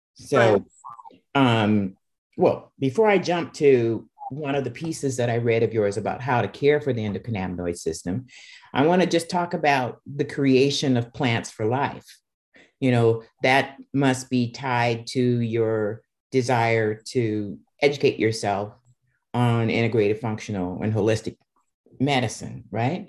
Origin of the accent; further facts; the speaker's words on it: Seattle, Washington, United States; I'm from Seattle, so you know that's where I was born. I grew up there